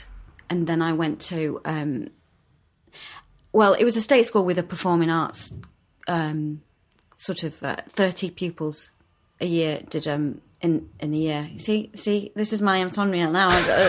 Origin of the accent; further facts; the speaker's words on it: Yorkshire and the Humber, United Kingdom; also born or lived in Morley / York / Leeds; we moved around quite a lot. We never stayed in the same place for very long. So I was born in Morley, primary school in York, back to middle school